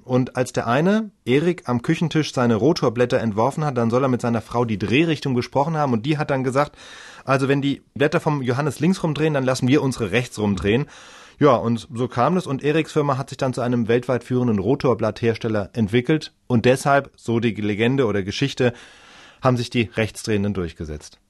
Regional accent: Germany; Bei uns in Deutschland

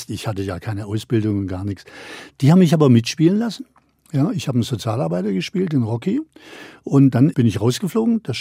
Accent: Baden-Württemberg, Germany; also als Schwabe in Berlin damals das Maul aufzumachen, das war und dann noch auf einer, auf einer Bühne

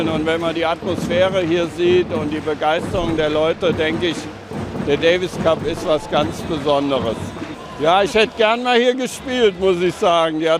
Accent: Trier, Rhineland-Palatinate, Germany; hier in meiner Heimatstadt Trier

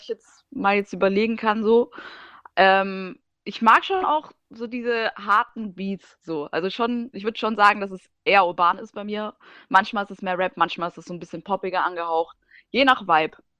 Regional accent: Germany; also born or lived in Siberia; ich bin schon in Deutschland aufgewachsen

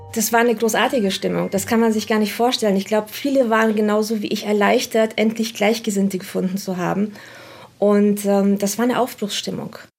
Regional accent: Romania; now in Germany; Ich bin selbst nicht in Deutschland geboren, ich komme selbst aus Rumänien

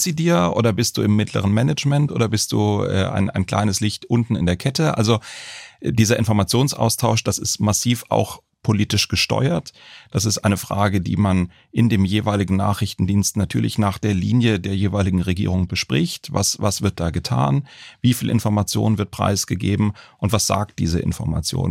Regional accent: Baden-Baden, Baden-Württemberg, Germany; Ich komme aus Baden-Baden

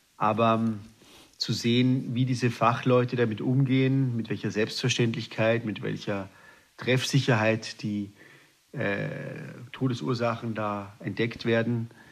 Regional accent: Austria; moved away as an adult; also born or lived in Hamburg; ich als Österreicher

